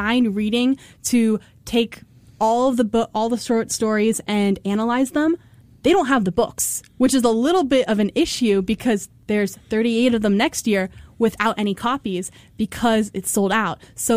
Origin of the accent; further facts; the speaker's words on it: United States; now in Singapore; I am originally American